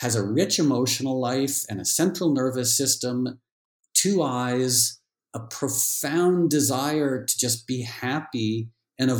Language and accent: English; New York City, New York, United States; also born or lived in Connecticut; when I was growing up in New York City and Connecticut